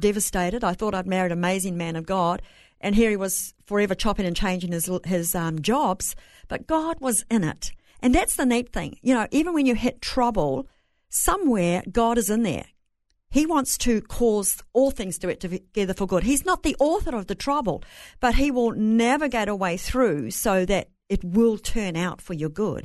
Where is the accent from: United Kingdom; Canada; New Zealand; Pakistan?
New Zealand; Bay of Plenty; accent: Kiwi; moved away; I'm from New Zealand, raised on a farm